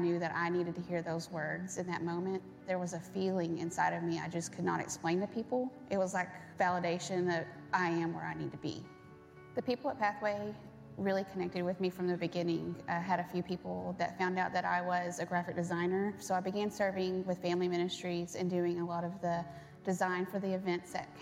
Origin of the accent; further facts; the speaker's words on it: Burleson, Texas, United States; I grew up in Burleson